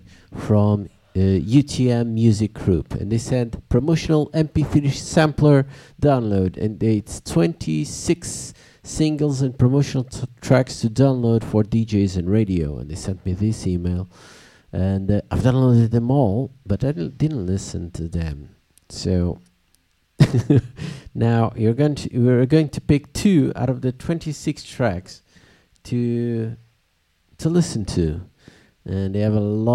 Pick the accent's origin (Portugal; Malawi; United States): Portugal; Lisbon; English is a second language; I'm from Lisbon